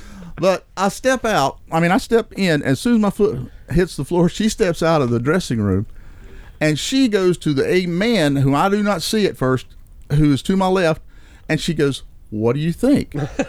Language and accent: English; Lincolnton, North Carolina, United States; I'm from Lincolnton